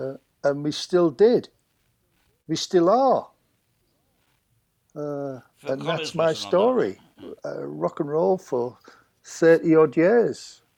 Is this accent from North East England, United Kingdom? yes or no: yes; Hartlepool, North East England, United Kingdom; moved away as an adult; also born or lived in London; I'm from Hartlepool.